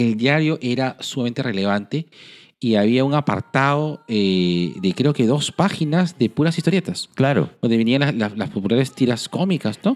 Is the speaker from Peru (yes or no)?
yes; Lima, Peru; como limeñitos